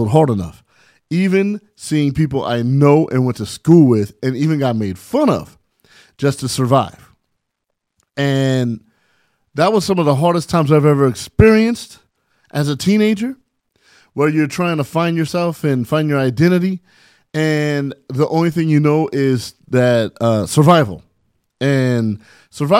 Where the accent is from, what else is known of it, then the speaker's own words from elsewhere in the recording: San Bernardino, California, United States; I grew up in San Bernardino, California, and I grew up with not a lot of things material-wise.